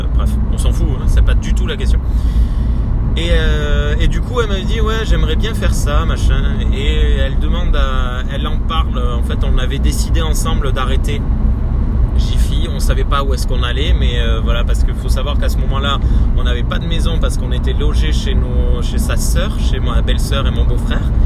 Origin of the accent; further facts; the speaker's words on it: Gers, Occitania, France; moved away as an adult; also born or lived in Libourne / Toulouse; on est originaire du Gers